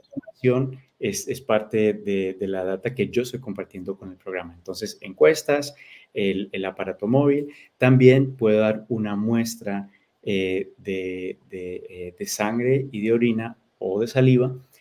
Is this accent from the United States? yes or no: yes; United States; mis padres eh, son colombianos, entonces yo soy eh, hispano, soy latino. yo nací aquí, pero hablo español